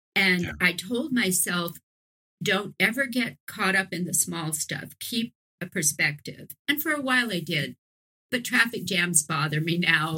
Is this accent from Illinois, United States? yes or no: no; New Orleans, Louisiana, United States; moved away as an adult; also born or lived in San Francisco Bay Area; when I was living in New Orleans, which is my hometown